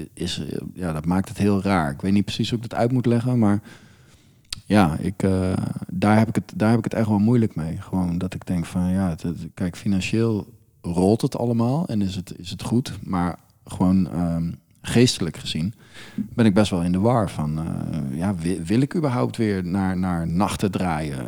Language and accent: Dutch; Friesland, Netherlands; now in The Hague, Netherlands; ik kom dus oorspronkelijk uit Friesland. Er zijn een hoop meren en dergelijke. En we hadden vroeger bootjes